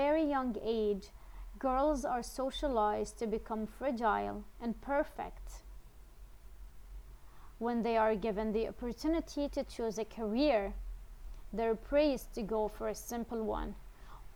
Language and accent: English; Syria; now in Netherlands; I was born and raised in Syria, but I currently live in the Netherlands